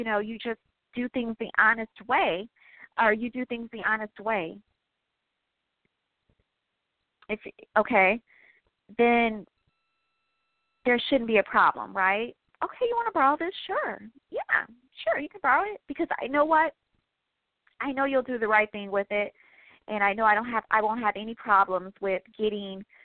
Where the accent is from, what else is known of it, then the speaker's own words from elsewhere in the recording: Midwest, United States; I am from the Midwest